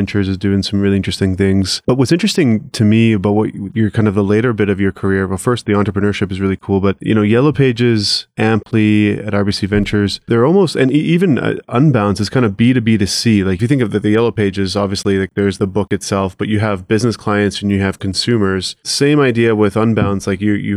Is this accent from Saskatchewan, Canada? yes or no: yes; Saskatchewan, Canada; We're both from Saskatchewan originally